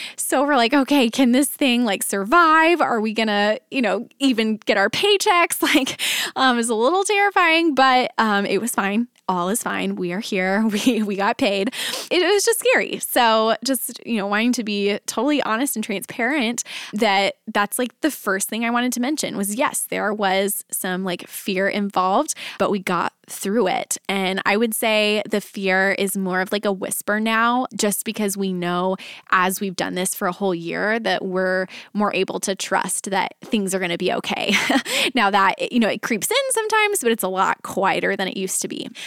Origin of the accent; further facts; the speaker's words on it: Dallas, Texas, United States; moved away as an adult; now in Nashville, United States; we were both born and raised in the Dallas area, and we uprooted our family and moved to Nashville.